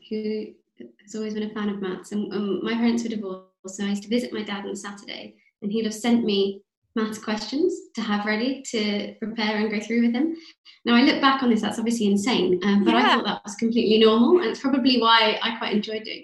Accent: London, United Kingdom; growing up in London

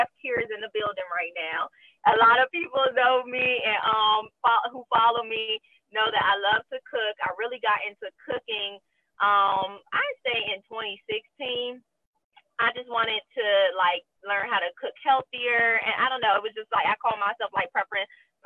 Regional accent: Prince George's County, Maryland, United States; moved away as an adult; also born or lived in Washington, D.C. / California; now in Louisiana, United States; I am from PG County, Maryland, 301

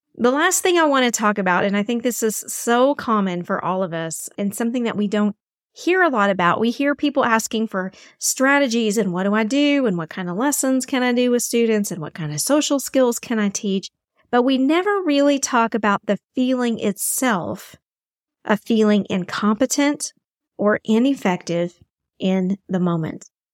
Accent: Texas, United States; my home state of Texas

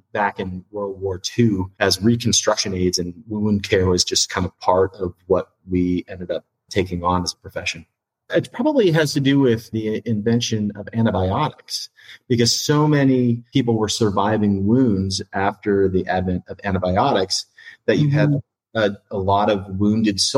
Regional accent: Bellingham, Washington, United States; I'm from Bellingham, an hour north of Seattle

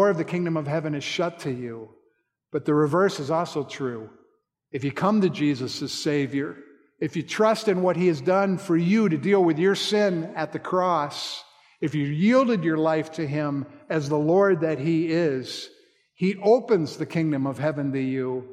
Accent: Colorado, United States; I grew up in Colorado, and my father took me hunting every year

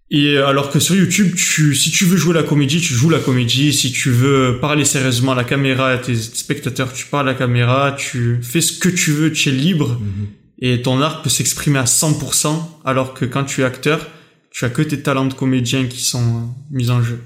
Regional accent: France; j'ai grandi en France

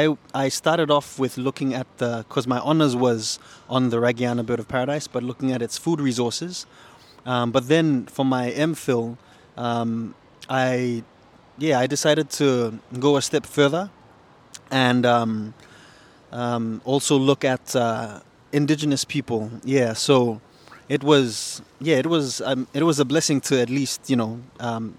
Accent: Papua New Guinea; I am actually from Papua New Guinea, which is just north of Australia

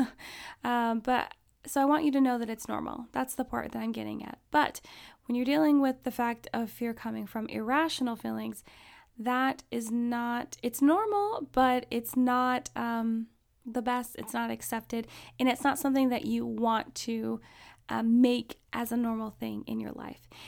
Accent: Alaska, United States; I grew up in Alaska

